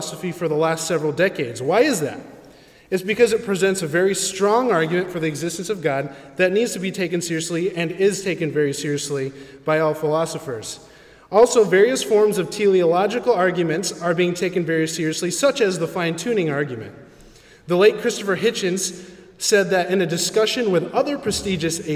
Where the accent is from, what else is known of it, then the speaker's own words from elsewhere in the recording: Philippines; I'm a Filipino